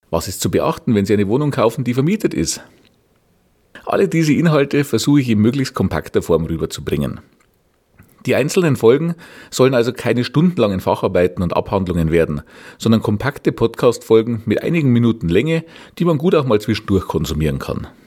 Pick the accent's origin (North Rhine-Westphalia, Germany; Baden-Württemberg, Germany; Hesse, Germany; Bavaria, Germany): Bavaria, Germany; Regensburg; ich komme aus Regensburg. Wie man wahrscheinlich unschwer erkennen kann, liegt meine Heimatstadt im schönen Bayern.